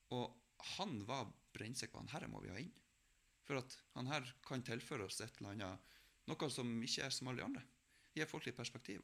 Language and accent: Norwegian; Melbu, Nordland, Norway; hjemme på Melbu